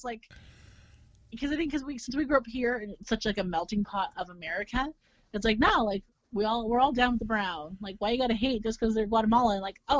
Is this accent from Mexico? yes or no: yes; Mexico; And at the end of the day, we're all Mexican from Mexico, you know, if you're from the Mexico, and we really should be helping each other out